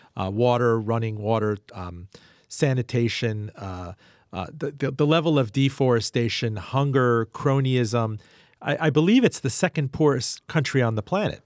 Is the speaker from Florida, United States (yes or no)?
yes; Miami, Florida, United States; I grew up in Miami.